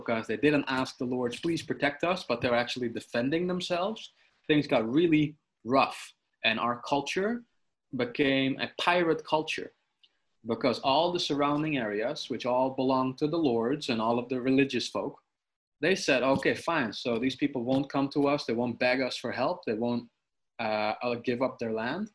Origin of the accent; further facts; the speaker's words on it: Sneek, Friesland, Netherlands; my hometown of Snake